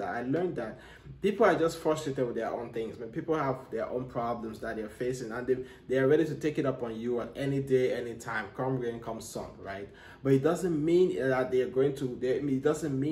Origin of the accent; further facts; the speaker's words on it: Cameroon; now in United States; I'm from Africa, you know, I'm from Cameroon